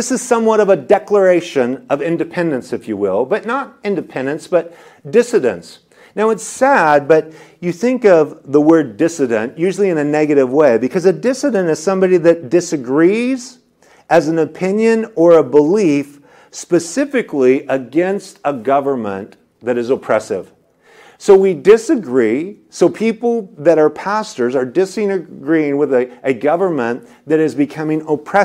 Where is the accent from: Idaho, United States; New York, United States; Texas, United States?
Idaho, United States; moved away as an adult; now in California, United States; my home state is Idaho